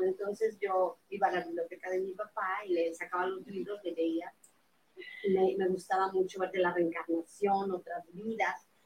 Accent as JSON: {"language": "Spanish", "region": "Mexico City", "country": "Mexico", "said": "soy de la Ciudad de México"}